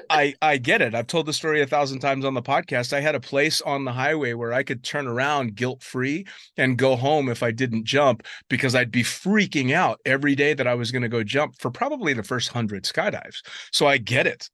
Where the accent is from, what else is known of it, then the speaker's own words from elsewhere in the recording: San Francisco, California, United States; I was born and raised there, but I'm northern from San Francisco